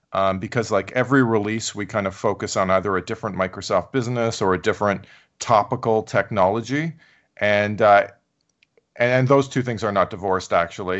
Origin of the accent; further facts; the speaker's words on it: Canada; moved away; I'm Canadian, so I went to a Canadian university